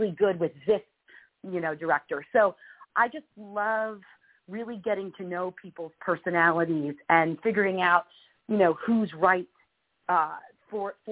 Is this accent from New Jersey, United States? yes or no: yes; Union, New Jersey, United States; moved away as an adult; now in Los Angeles, United States; I grew up in New Jersey, and in Union, New Jersey, which is right outside of New York City